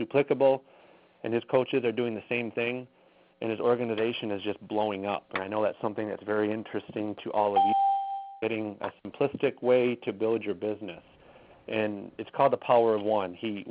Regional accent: Saginaw, Michigan, United States; born or raised there

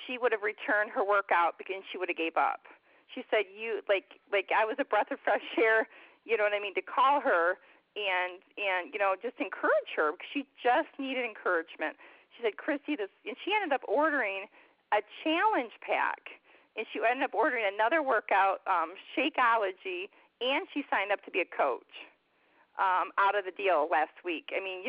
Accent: Michigan, United States; moved away as an adult; I'm from Michigan

